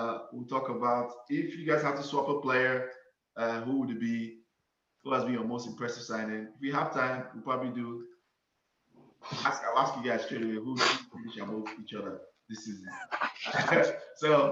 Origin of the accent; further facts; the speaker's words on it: Nigeria; I'm a Nigerian, first and foremost, right? I was a Nigerian before I became a United fan